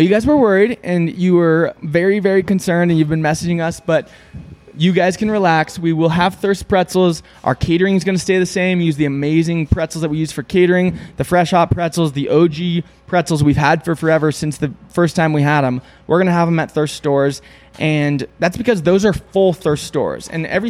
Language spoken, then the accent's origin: English; Southern California, United States; I grew up in Southern California.